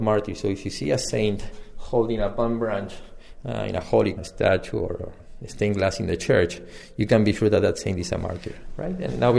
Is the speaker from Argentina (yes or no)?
yes; Argentina; now in Washington, D.C., United States; I'm originally from Argentina.